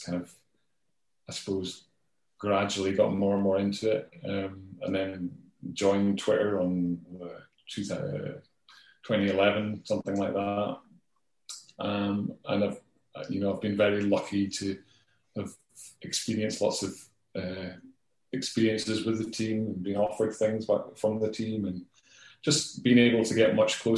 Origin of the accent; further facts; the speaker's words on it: Scotland, United Kingdom; I'm a Scot as well